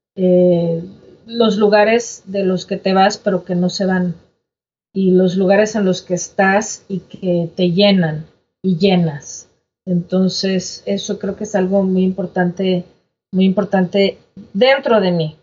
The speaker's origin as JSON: {"language": "Spanish", "country": "Mexico", "also_born_or_lived": "United States", "first_language": "Spanish", "moved": "as an adult", "lives_now": "Toronto, Canada", "said": "que haberme ido no me hace menos mexicana"}